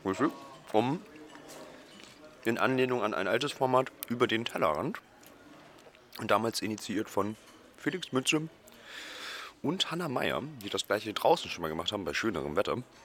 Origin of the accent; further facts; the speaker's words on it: Oldenburg, Lower Saxony, Germany; moved away; in Oldenburg, mhm. Mhm, meine Heimatstadt